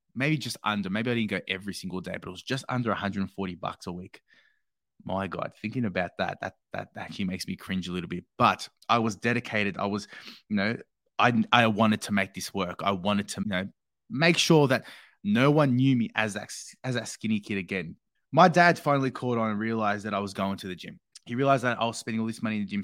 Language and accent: English; Australia; growing up in Australia